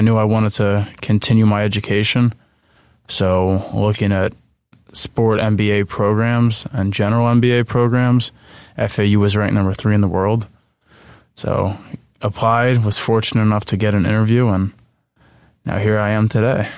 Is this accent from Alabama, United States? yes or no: no; Flemington, New Jersey, United States; moved away as an adult; also born or lived in central Pennsylvania; I'm originally from Flemington, New Jersey